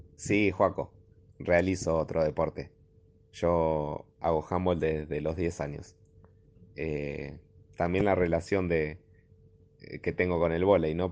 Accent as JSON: {"language": "Spanish", "town": "Gregorio de Laferrere", "region": "Buenos Aires Province", "country": "Argentina", "said": "Soy de La Ferrere, La Ferrere La Matanza."}